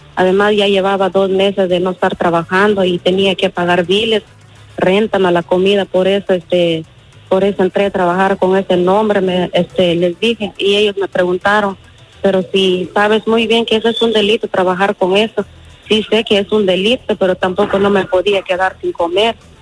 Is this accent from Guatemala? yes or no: yes; Guatemala; moved away; yo soy de Guatemala